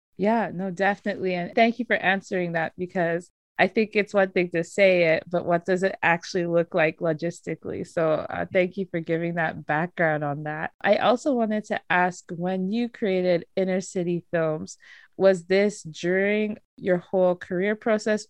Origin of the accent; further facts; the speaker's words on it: Nigeria; as a Nigerian